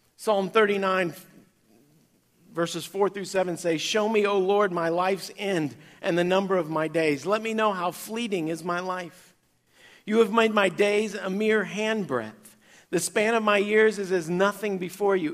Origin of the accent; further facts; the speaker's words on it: Kansas, United States; growing up in Kansas